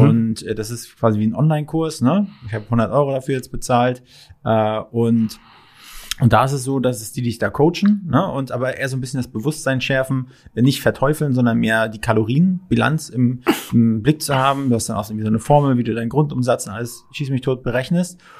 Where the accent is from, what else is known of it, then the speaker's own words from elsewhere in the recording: Mecklenburg-Vorpommern, Germany; now in Berlin, Germany; Ich komme ursprünglich nicht aus Berlin, sondern aus MacPom